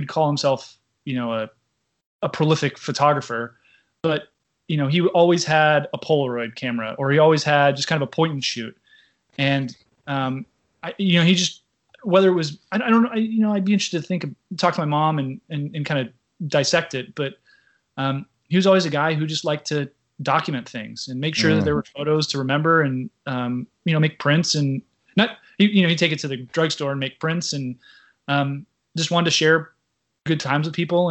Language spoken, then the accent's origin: English; Newport Beach, California, United States; moved away as an adult; also born or lived in Washington, D.C. / Taiwan / Japan / Singapore; I grew up here in Southern California, in the mean streets of Newport Beach